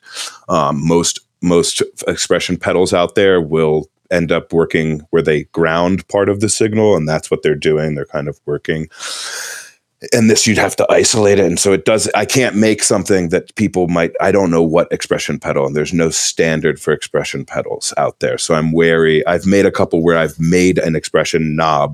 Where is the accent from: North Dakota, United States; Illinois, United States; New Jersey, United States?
New Jersey, United States; moved away as an adult; also born or lived in Philadelphia; now in North Carolina, United States; I'm originally from New Jersey